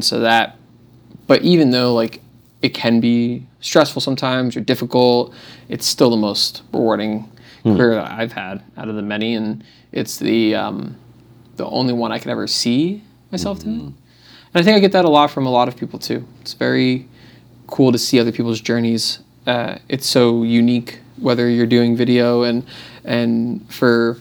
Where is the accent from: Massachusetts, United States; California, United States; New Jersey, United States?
New Jersey, United States; moved away as an adult; now in Austin, United States; I'm from New Jersey.